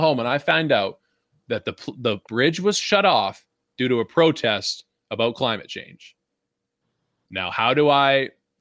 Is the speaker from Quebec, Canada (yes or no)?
no; Vancouver, British Columbia, Canada; I'm not from the deep south. I'm from Vancouver.